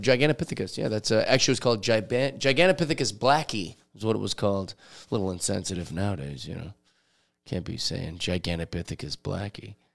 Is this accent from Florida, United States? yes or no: no; Seattle, Washington, United States; I grew up in Seattle, so everybody's always telling Bigfoot stories